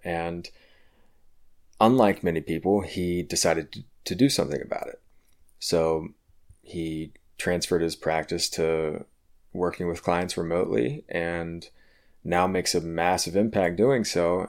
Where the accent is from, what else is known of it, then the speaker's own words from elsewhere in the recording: Richmond, Virginia, United States; I'm gonna be bringing you today's episode from my hometown, uh, of Richmond, Virginia